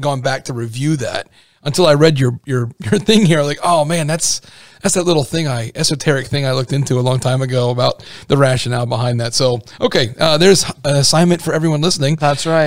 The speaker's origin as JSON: {"language": "English", "country": "United States", "said": "I'm really American"}